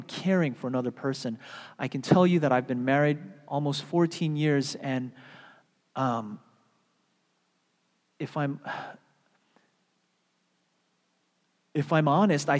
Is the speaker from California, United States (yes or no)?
no; New York, United States; moved away as an adult; also born or lived in Seattle; I was from New York